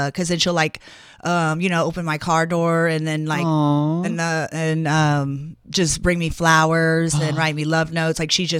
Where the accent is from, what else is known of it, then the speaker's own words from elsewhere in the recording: Atlanta, Georgia, United States; also born or lived in New Orleans / Los Angeles; now in Las Vegas, United States; I'm from Atlanta, Georgia.